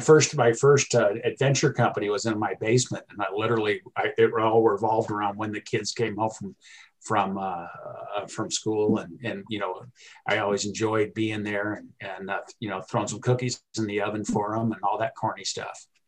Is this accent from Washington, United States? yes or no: no; California, United States; moved away as an adult; also born or lived in Alaska; now in Billings, United States; growing up in California